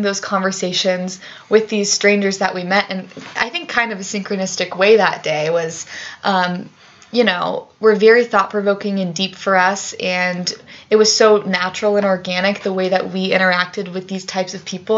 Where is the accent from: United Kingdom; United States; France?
United States; Grand Junction, Colorado; now in Boulder, United States; I'm originally from Grand Junction, Colorado, which is five, four or five hours west of here.